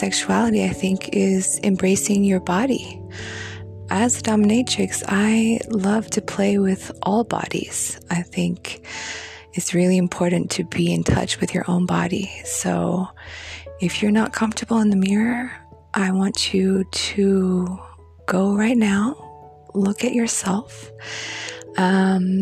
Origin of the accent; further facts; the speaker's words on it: Beijing, China; moved away; I grew up in Beijing